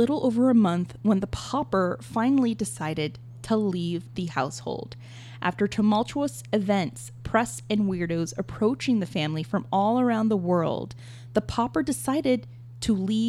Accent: the South, United States; I grew up in the South

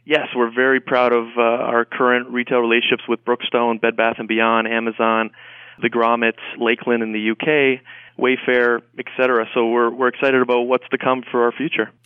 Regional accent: Canada; moved away; I'm from Canada originally

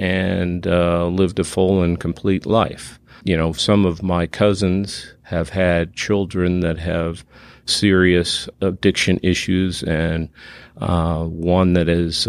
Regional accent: Massachusetts, United States; moved away as an adult; also born or lived in Colorado; now in Texas, United States; I grew up in south of Boston and Nantasket Beach.

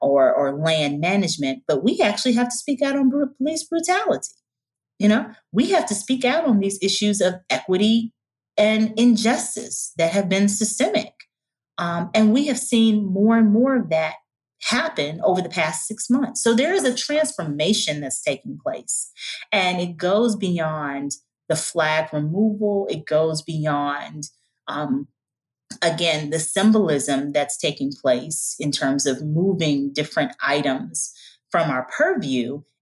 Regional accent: the South, United States; I'm from the South. And I got to come in here and I got to mix and mingle with my sisters from the West Coast and from the Caribbean.

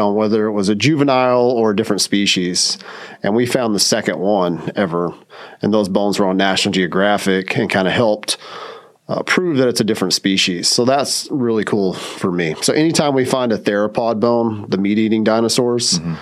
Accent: Southwest Oklahoma, United States; moved away as an adult; also born or lived in Kentucky; I'm from Southwest Oklahoma.

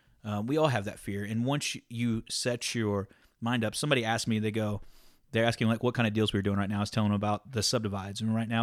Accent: Deep South, United States; I'm from Deep South.

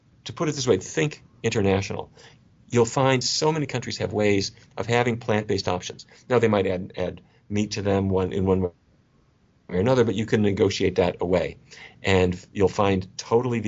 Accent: North Dakota, United States; I grew up in North Dakota

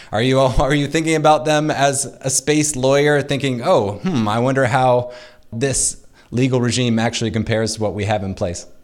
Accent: United States

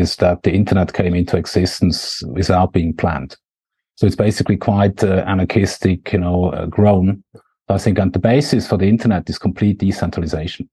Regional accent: Switzerland; accent: Swiss; can't be my Swiss accent

